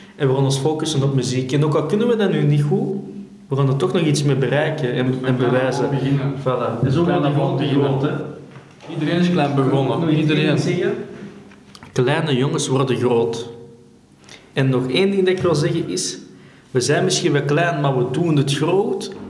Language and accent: Dutch; Belgium; wij als Belg